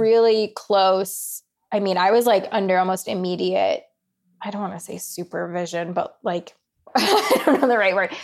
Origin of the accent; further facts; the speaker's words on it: Colorado, United States; I grew up in Colorado